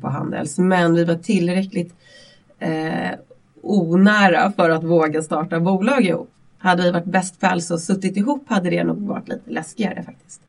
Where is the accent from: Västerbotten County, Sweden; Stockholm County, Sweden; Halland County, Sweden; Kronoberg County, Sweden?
Stockholm County, Sweden; Vallentuna; jag växte upp i Vallentuna ute på landsbygden